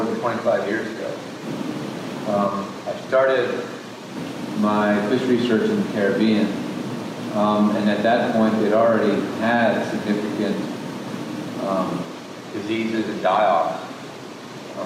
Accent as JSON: {"language": "English", "country": "United States", "tie": "born or raised there", "said": "I grew up in Chesapeake Bay"}